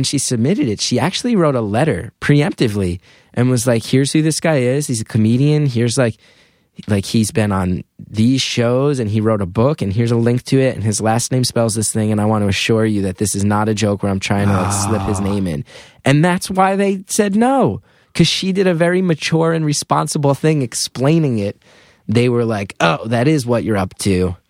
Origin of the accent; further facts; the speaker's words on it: Northeast, United States; growing up in the Northeast, like, oh, like, Howard Stern was on the radio every day.